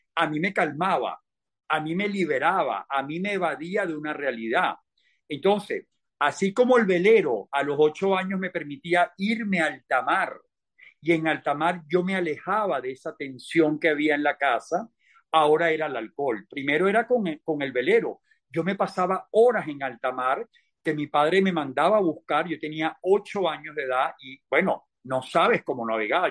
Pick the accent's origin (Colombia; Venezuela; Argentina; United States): Venezuela; moved away; also born or lived in Spain; yo llego de visita a mi país. Yo no pensaba quedarme en mi país